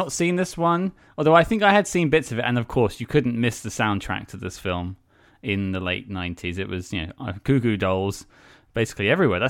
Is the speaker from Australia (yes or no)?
no; United Kingdom; you may have noticed I'm British